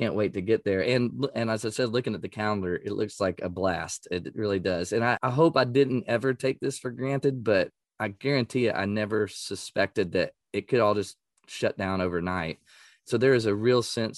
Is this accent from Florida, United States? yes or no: no; East Texas, United States; I grew up in East Texas